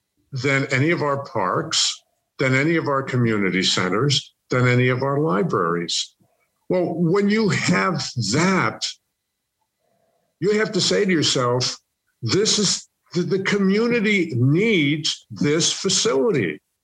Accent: Northeast, United States; Well, first of all, I'm from the Northeast, which means I ice skate.

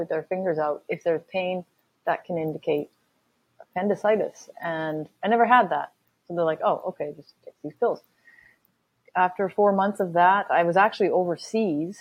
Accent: Canada; I'm from Canada.

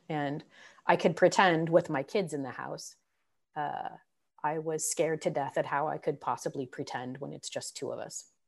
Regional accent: San Francisco Bay Area, California, United States; moved away; also born or lived in Northwest, United States; I grew up in the Bay Area

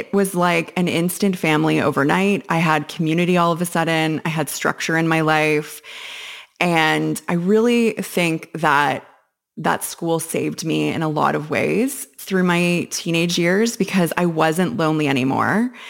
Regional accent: Winnipeg, Manitoba, Canada; born there; I was born in Winnipeg, Manitoba, and I grew up moving around quite a bit in my childhood and then more again as a teenager.

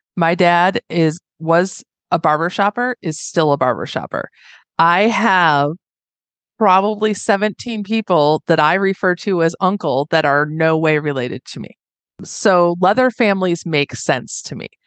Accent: Northwest Indiana, United States; moved away as an adult; now in Reno, United States; I was born and raised in Northwest Indiana

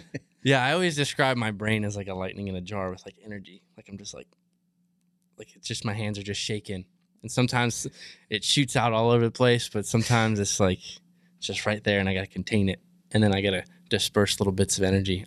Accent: Maryland, United States; moved away as an adult; now in Texas, United States; not growing up in this lifestyle, I like I said, I'm from Maryland. I moved to Texas seven years ago

